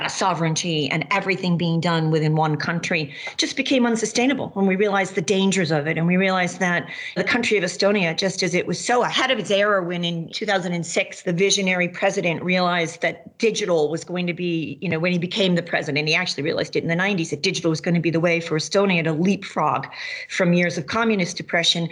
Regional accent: Massachusetts, United States; now in Maine, United States; where I grew up in Massachusetts

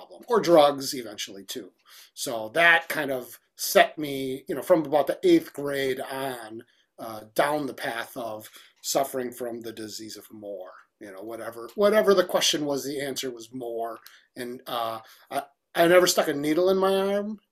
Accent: Milwaukee, Wisconsin, United States; I grew up in Milwaukee

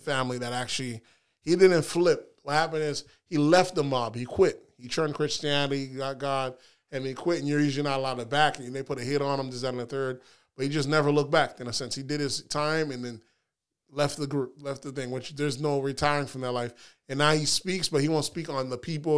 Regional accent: the South, United States; how I remember growing up, maybe it's 'cause we're from the South

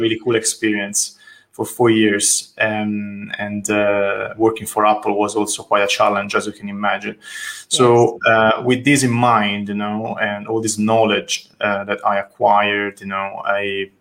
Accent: Tuscany, Italy; accent: Italian; English is a second language; moved away as an adult; now in London, United Kingdom; I'm from Italy, as you can judge from my name and my accent, and um, from Tuscany, more precisely. I moved to London in, in 2013.

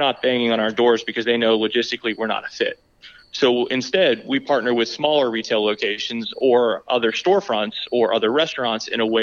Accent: Georgia, United States; I grew up in Georgia, but we went back to visit a lot

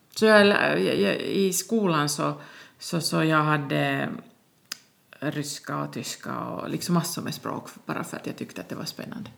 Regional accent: Tornio, Lapland, Finland; moved away; also born or lived in Rovaniemi / Seinäjoki / Storkyro; Jag är född i Tornedalen, Torneå

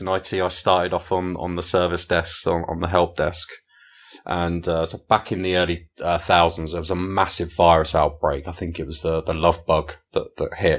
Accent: England, United Kingdom; I'm an Englishman

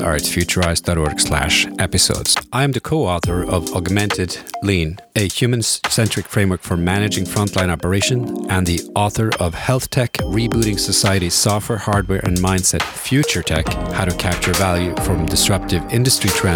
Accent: Norway; I'm from Norway

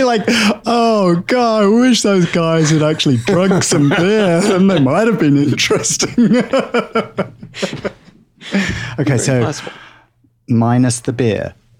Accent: England, United Kingdom

